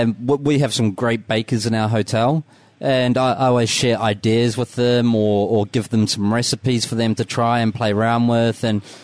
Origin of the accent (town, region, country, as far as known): Dunedin, Otago, New Zealand